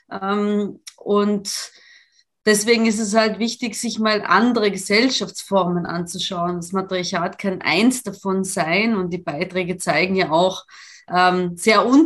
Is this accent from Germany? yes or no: no; Italy; German is a second language; also ich komme ja aus Italien und ich kenne die Verhältnisse